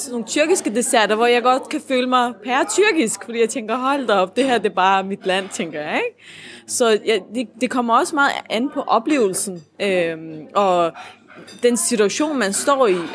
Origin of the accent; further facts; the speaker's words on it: Denmark; jeg er født og opvokset her i det Danmark, jeg er vant til at bo i. Så jo, jeg føler mig som en dansker, øh, men med nogle andre øh, baggrunde øh, med en anden religion